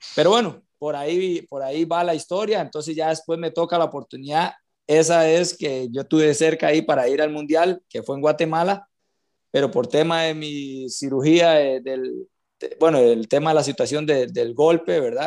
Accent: San José, Costa Rica; yo soy de Cristo Rey, del puro centro de San José

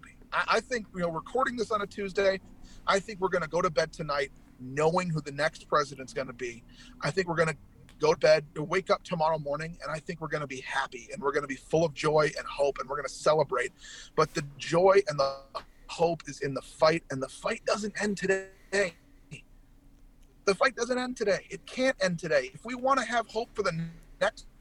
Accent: United States; also born or lived in Minnesota / Braintree, Massachusetts (ancestry); as long as I'm living and breathing, I'm an American

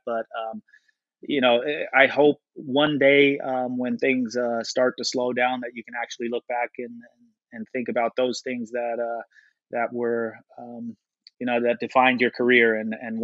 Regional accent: Netherlands; moved away; I grew up in Holland for most of my life

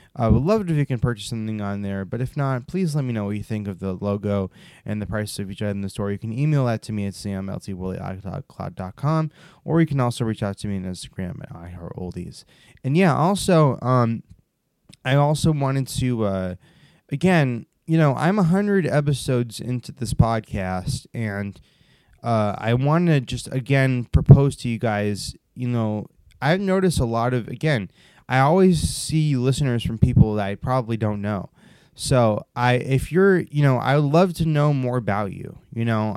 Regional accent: United States; my home country of America

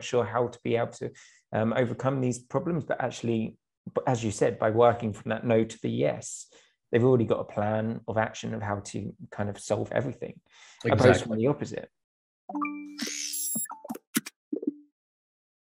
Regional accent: United Kingdom; moved away as an adult; now in Ukraine; I'm British, but obviously being in Ukraine, I've lived in Ukraine for the last few years

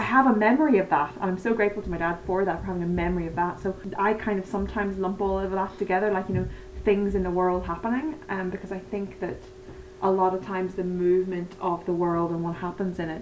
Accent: Northern Ireland, United Kingdom; I'm from Northern Ireland or the north of Ireland or whatever way you want to put it.

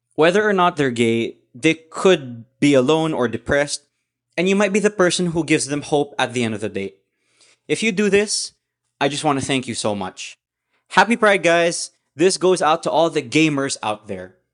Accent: Philippines; I grew up in the Philippines

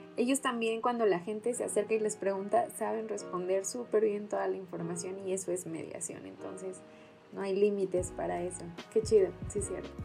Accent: Mexico; nuestra cultura como mexicanos

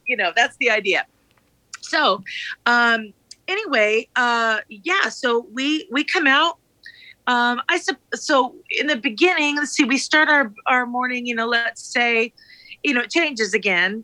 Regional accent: Anaheim, California, United States; moved away; I am originally from Anaheim, California. So, I grew up with Disney basically in my backyard

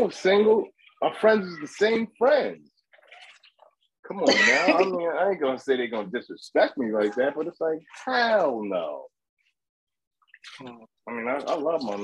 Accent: New Rochelle, New York, United States; New Rochelle, New York

